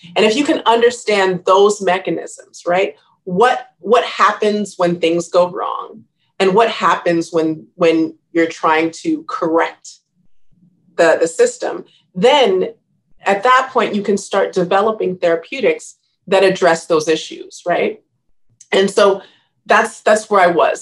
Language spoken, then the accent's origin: English; Riverside, California, United States; moved away as an adult; also born or lived in Maryland / Los Angeles; I grew up in Riverside